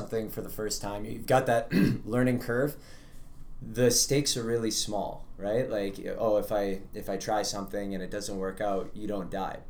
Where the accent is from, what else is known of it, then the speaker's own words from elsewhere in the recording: Vancouver, British Columbia, Canada; growing up in Vancouver.